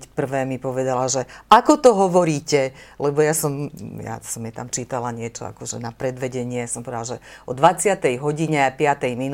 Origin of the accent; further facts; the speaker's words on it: Kráľovský Chlmec, Košice Region, Slovakia; accent: East Slovak; moved away as an adult; also born or lived in Prešov / Sabinov / Sokoľ / Bratislava; malé mestečko pohraničné so Strážnym hradom, tak e, to vlastne bolo súčasťou môjho života do e, tých 18 rokov